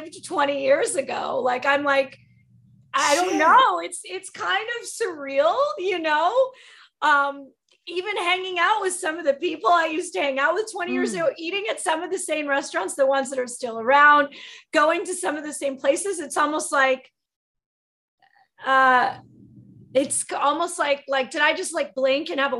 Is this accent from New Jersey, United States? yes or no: yes; New Jersey, United States; moved away; also born or lived in New York City; I grew up in New Jersey